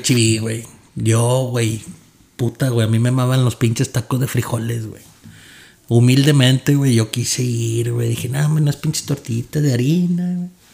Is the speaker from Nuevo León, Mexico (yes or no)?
yes; Monterrey, Nuevo León, Mexico; now in San Antonio, United States; soy de Monterrey, Nuevo León